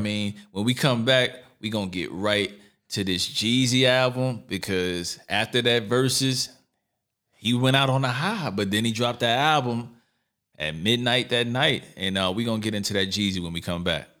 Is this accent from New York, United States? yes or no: yes; New York City, New York, United States; moved away; also born or lived in California; I'm from New York City, Brooklyn, to be exact, Lower East Side as well